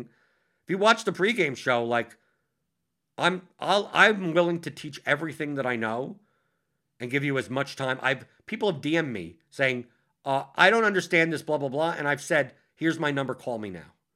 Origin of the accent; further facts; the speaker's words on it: New York, United States; I'm a New Yorker